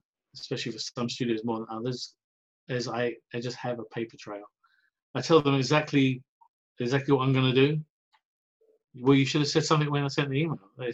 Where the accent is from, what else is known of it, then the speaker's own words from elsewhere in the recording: Essex, East of England, United Kingdom; moved away as an adult; also born or lived in San Francisco / Santa Clarita; now in Los Angeles, United States; I'm from Essex.